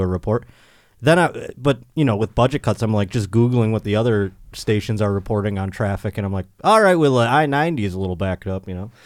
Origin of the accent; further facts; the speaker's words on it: Buffalo, New York, United States; now in Southern California, United States; I will be in my hometown. at my home club where I was born. Helium Comedy Club in Buffalo, New York